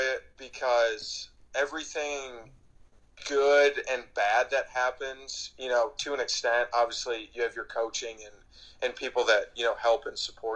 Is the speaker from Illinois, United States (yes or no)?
yes; Chicago, Illinois, United States; moved away as an adult; also born or lived in Lawrence, Kansas; now in Scottsdale, United States; growing up in Chicago